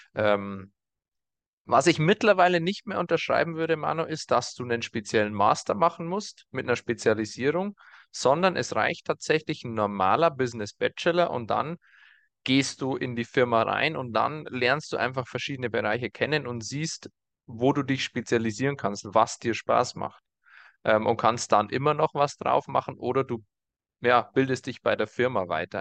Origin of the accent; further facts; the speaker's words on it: Germany; bei uns in Deutschland